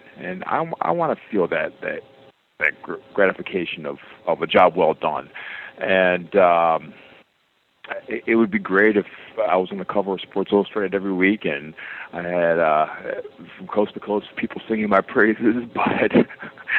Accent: Detroit, Michigan, United States; growing up in Detroit

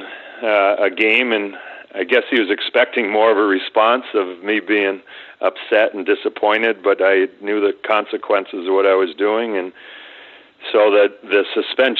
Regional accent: Connecticut, United States; I grew up in Connecticut, like I said, playing hockey through public schools all the way up through high school my sophomore year

